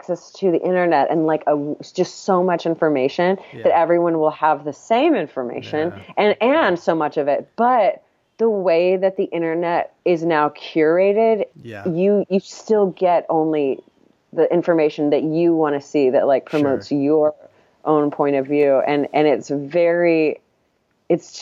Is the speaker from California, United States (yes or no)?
no; Texas, United States; I'm from Texas